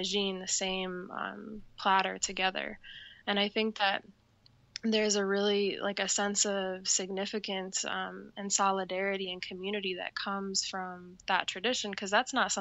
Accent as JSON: {"language": "English", "town": "Ann Arbor", "region": "Michigan", "country": "United States", "tie": "born or raised there", "said": "I was born in Ann Arbor, Michigan"}